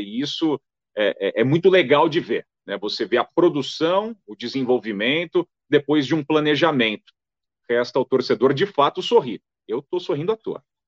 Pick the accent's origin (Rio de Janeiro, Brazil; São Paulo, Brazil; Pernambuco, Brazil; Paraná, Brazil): São Paulo, Brazil; also born or lived in Timóteo, Minas Gerais / Fortaleza, Ceará; eu sou paulista, né, é, nascido em São Paulo